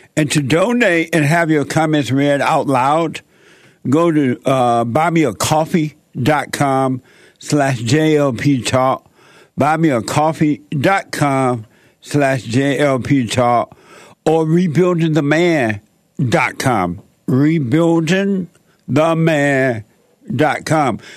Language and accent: English; Alabama, United States; I grew up down in Alabama, uh, uh, up on a plantation there.